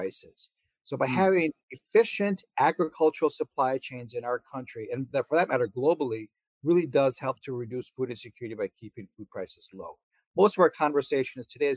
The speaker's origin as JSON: {"language": "English", "town": "Madison", "region": "Wisconsin", "country": "United States", "tie": "born or raised there", "also_born_or_lived": "Iowa / Illinois / Texas", "moved": "as an adult", "lives_now": "Waco, United States", "said": "I was born and raised in Madison, Wisconsin"}